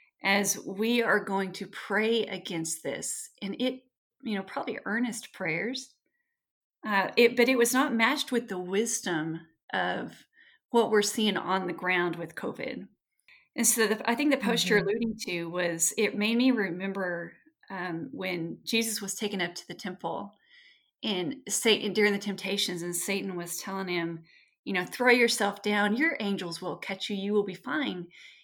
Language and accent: English; Texas, United States; I grew up with family in West Texas and the Lubbock and Amarillo and Midland and hospitals in the Panhandle are just full.